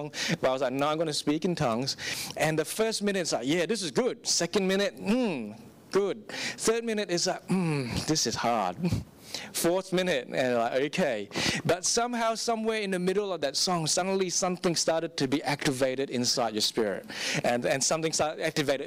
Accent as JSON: {"language": "English", "country": "Singapore", "tie": "born or raised there", "said": "I grew up in Singapore, and for 15 years of my life"}